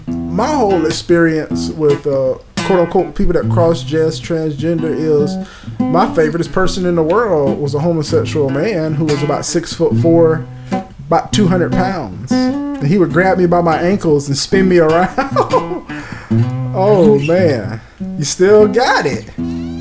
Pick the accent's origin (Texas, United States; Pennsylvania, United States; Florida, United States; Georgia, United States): Florida, United States; Gainesville